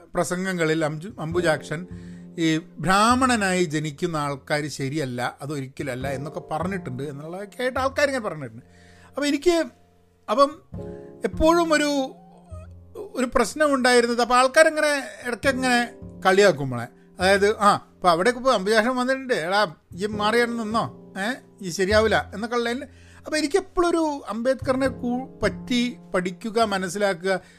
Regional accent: Malayali, Kerala, India; moved away as an adult; now in United States; ഞാൻ മലയാളിയാണ്

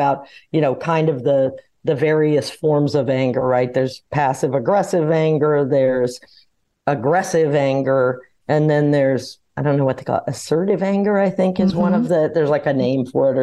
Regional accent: New Orleans, Louisiana, United States; I grew up in New Orleans

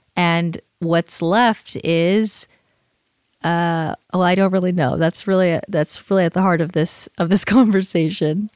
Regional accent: California, United States; moved away; I'm from California

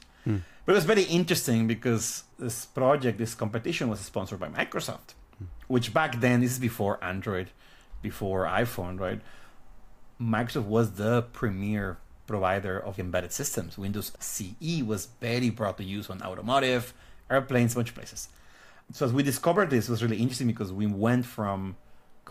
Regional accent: Guadalajara, Jalisco, Mexico; moved away as an adult; now in United States; So I was born in Mexico in the city of Guadalajara. I actually lived there most of my life. I moved to the US when I was like 23, 24

